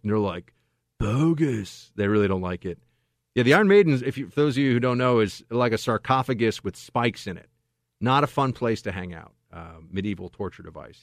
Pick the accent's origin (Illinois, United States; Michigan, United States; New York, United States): New York, United States; moved away as an adult; now in California, United States; I'm in California now. This is my impression as a New Yorker